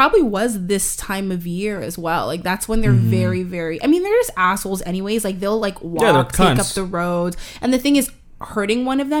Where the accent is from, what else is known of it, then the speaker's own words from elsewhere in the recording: Toronto, Ontario, Canada; For those of you who are listening and don't know where we are from Toronto, Ontario, Canada.